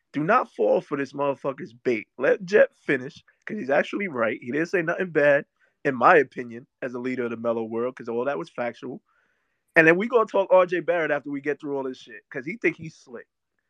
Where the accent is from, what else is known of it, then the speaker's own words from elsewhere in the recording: Jamaica; I'm Jamaican.